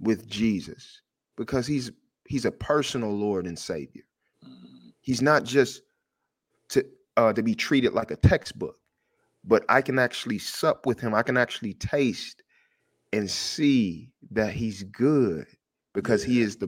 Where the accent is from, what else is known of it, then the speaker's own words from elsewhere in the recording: Detroit, Michigan, United States; I'm from Detroit.